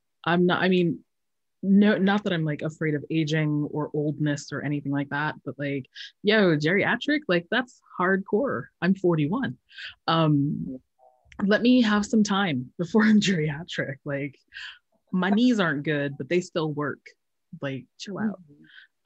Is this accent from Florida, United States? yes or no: no; Colorado Springs, Colorado, United States; moved away; I grew up in Colorado Springs, Colorado, and and my mom comes from Guam